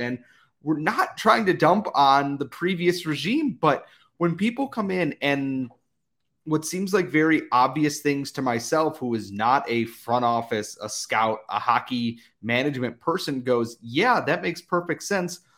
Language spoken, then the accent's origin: English; United States; as an American